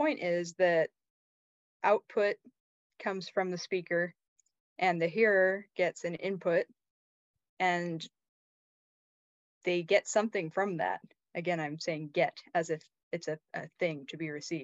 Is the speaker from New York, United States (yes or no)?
no; Bellingham, Washington, United States; moved away as an adult; I grew up in Bellingham, Washington, up in the very northwest corner of the states